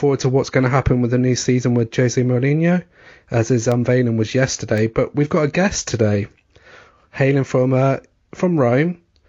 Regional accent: Scotland, United Kingdom; Well, with my surname, I'm Scottish

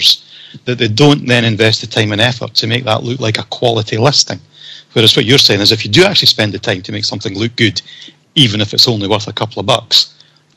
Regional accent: Scotland, United Kingdom; I'm Scottish

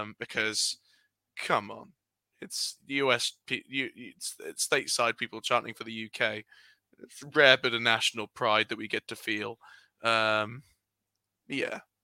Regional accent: United Kingdom; We're British boys

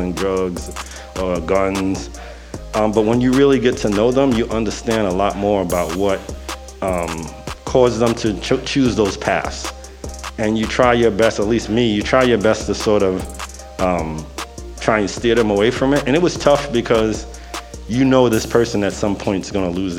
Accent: New York City, New York, United States; I grew up in the projects in the Bronx

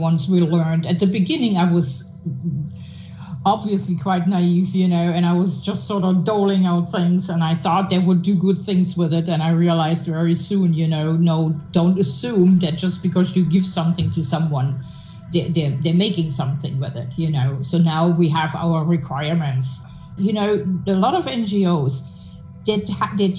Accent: Germany; now in United States; I'm a German citizen, right? So besides being an American for a long time now, but here in America

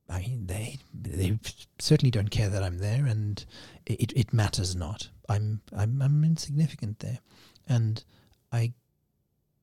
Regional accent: Cape Town, Western Cape, South Africa; Growing up in Cape Town, Cape Town used to be known as the Cape of Storms

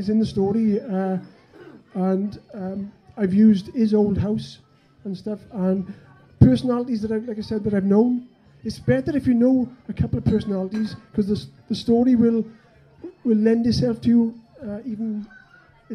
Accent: Wales, United Kingdom; me being Welsh, in the land of England

